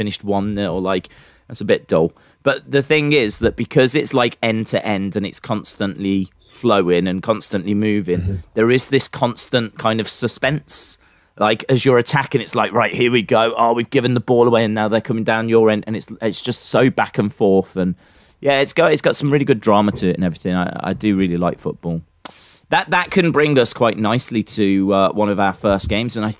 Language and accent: English; England, United Kingdom; I'm English